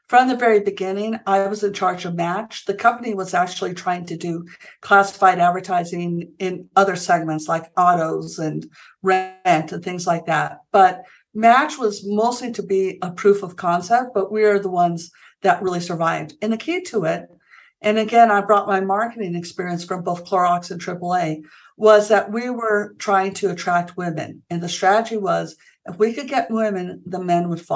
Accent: Santa Fe, New Mexico, United States; also born or lived in Stanford, California; I grew up here in Santa Fe, New Mexico

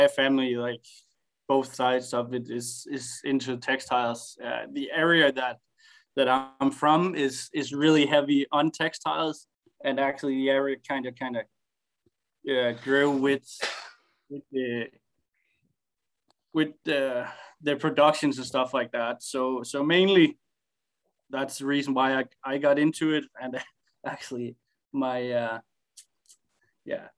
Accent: Herning, Central Denmark Region, Denmark; I moved back to my hometown, Herning.

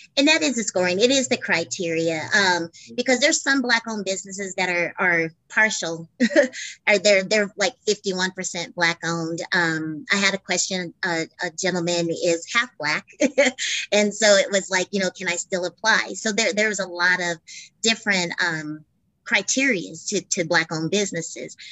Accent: Albuquerque, New Mexico, United States; born and raised in Albuquerque

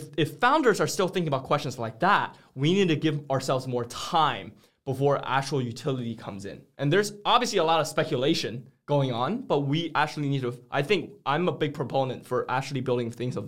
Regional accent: China; now in United States; we live in the US right now, and I come from China, which is also a pretty established economy.

